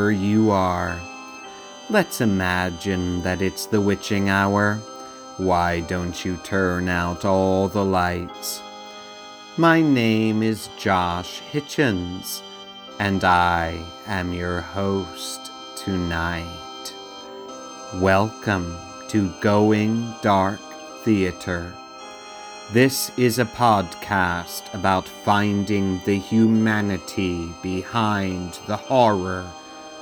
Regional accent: Georgetown, Delaware, United States; also born or lived in Seaford, Delaware; the fact that I was raised in Georgetown

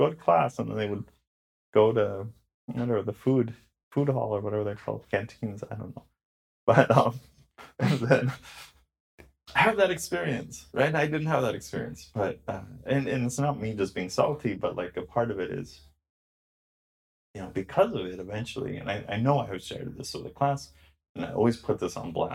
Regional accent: Orange County, California, United States; I grew up in Orange County

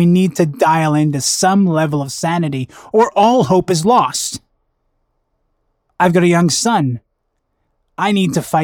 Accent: Vancouver, British Columbia, Canada; a Vancouver restaurant, my hometown.

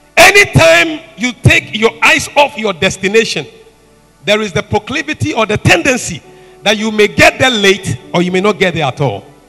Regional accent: Dabala, Volta, Ghana; Dabala, Dabala, that's my hometown

